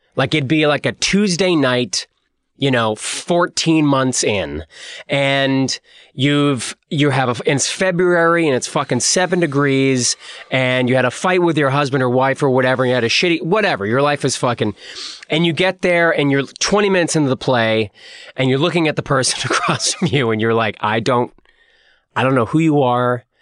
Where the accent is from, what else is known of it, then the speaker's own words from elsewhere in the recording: Boston, Massachusetts, United States; moved away as an adult; now in Los Angeles, United States; we're from the East Coast, from Boston